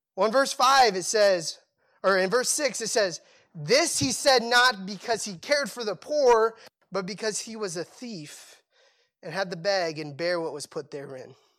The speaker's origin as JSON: {"language": "English", "country": "Cambodia", "tie": "born or raised there", "moved": "yes", "said": "I grew up in Cambodia"}